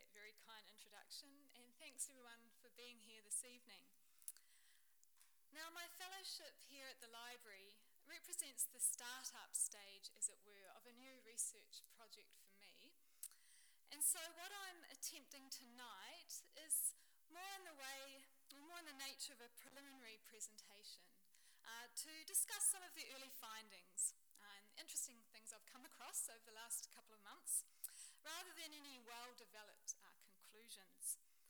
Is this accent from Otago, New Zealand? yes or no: yes; Dunedin, Otago, New Zealand; moved away; the Dunedin, named for my hometown in New Zealand